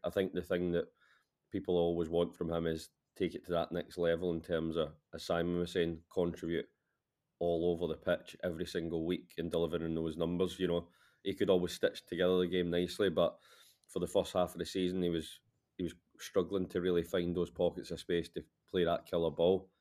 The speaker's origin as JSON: {"language": "English", "town": "Glasgow", "region": "Scotland", "country": "United Kingdom", "said": "I'm actually Glaswegian"}